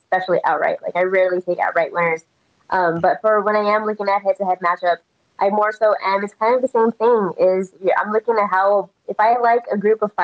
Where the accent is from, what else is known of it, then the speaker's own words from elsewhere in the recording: Texas, United States; moved away; also born or lived in Las Vegas; I'm born and raised in Texas